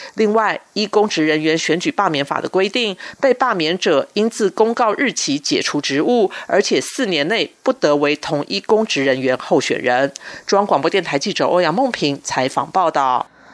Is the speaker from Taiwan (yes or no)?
yes; Taiwan; 这是我们全台湾人民的胜利